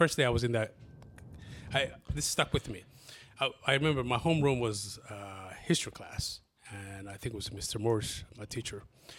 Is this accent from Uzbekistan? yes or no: no; Somalia; English is a second language; now in Columbus, United States; But also with my amazing accent, you can see my background is not, my English is not my first language. {S0} Okay. {S1} We moved here in Columbus back in 1996. We were originally from Somalia.